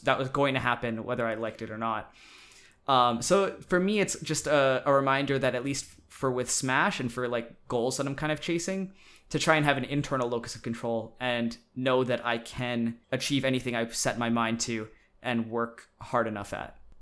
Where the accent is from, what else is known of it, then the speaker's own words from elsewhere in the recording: Saskatchewan, Canada; moved away as an adult; now in British Columbia, Canada; I'm from Saskatchewan originally, which is a province in Canada. And I was going to be moving to British Columbia, where I live now, for university